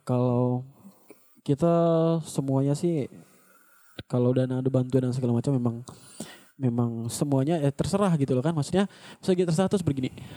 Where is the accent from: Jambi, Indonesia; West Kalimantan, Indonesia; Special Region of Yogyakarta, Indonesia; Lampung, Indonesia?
West Kalimantan, Indonesia; Sintang; now in Pontianak, Indonesia; saya dari Sintang.